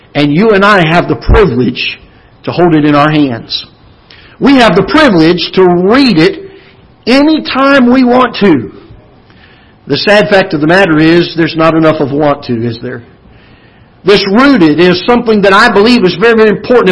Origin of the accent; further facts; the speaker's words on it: Florida, United States; now in Missouri, United States; I grew up in Florida